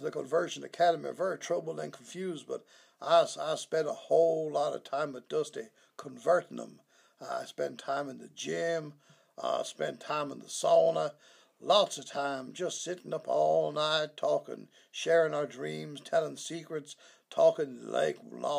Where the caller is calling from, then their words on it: Tijuana, Baja California, Mexico; I really can't say. I'm in Tijuana, but I shouldn't say that.